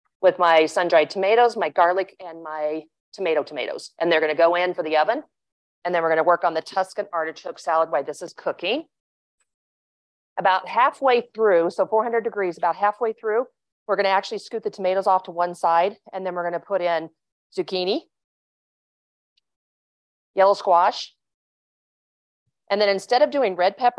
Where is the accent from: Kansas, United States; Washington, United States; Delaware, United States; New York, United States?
Kansas, United States; I grew up in Kansas